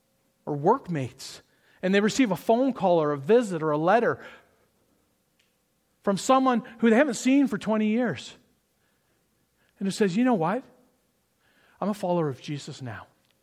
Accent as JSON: {"language": "English", "town": "Toronto", "region": "Ontario", "country": "Canada", "tie": "born or raised there", "said": "But growing up in Toronto in the 80s and the 90s, the … was my favorite Christian rock band."}